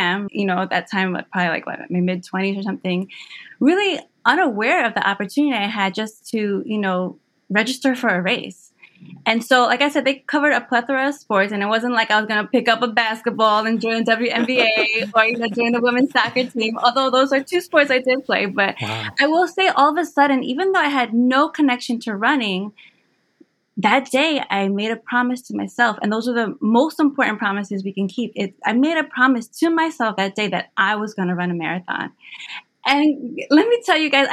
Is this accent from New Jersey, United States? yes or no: yes; Hackensack, New Jersey, United States; moved away as an adult; also born or lived in near Philadelphia, Pennsylvania; now in Philadelphia area, United States; I was born and raised in Hackensack, New Jersey, and eventually now I'm here near Philadelphia